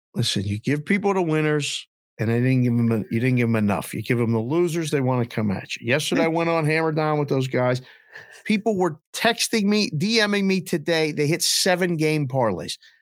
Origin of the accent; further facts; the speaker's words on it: Pittsburgh, Pennsylvania, United States; moved away as an adult; also born or lived in Caribbean; now in Scottsdale, United States; growing up in Pittsburgh and having some really hard winters